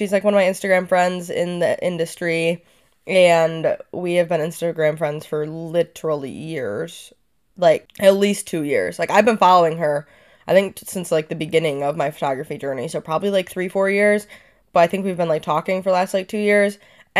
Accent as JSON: {"language": "English", "region": "Michigan", "country": "United States", "tie": "born or raised there", "lives_now": "Ludington, United States", "said": "I grew up on Lake Huron, so you have lake effect. Now I live in Ludington, I'm on Lake Michigan."}